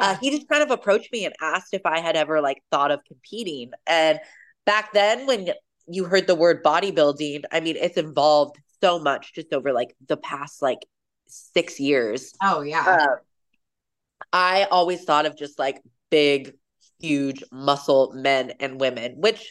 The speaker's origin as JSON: {"language": "English", "town": "Puyallup", "region": "Washington", "country": "United States", "tie": "born or raised there", "said": "grew up in Puyallup. So from born and raised in Washington"}